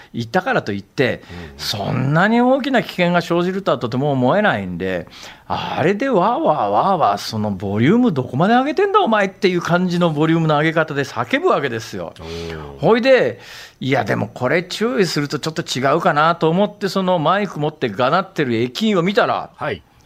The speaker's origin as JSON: {"language": "Japanese", "region": "western Saitama", "country": "Japan", "tie": "born or raised there", "moved": "as an adult", "said": "私が、あの、小、小学校上がる1年前から大学卒業するまで過ごした埼玉県の、はい、えー、西部地域の方はですね"}